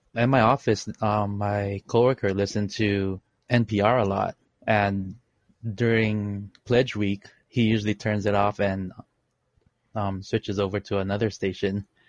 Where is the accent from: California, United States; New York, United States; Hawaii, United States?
Hawaii, United States; Honolulu; also born or lived in Philippines; I am in Honolulu, Hawaii. Not to brag. I was born in the Philippines and I immigrated here when I was six